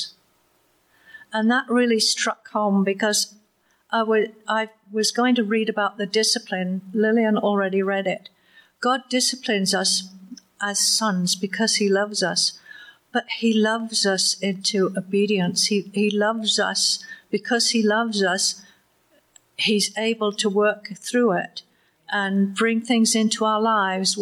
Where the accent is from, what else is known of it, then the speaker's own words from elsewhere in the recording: Waterdown, Ontario, Canada; he asked me where I was from, and I said, Waterdown